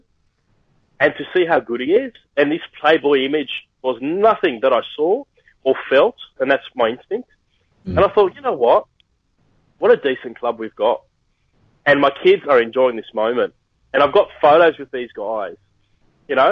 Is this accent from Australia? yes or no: yes; Sydney, New South Wales, Australia; my hometown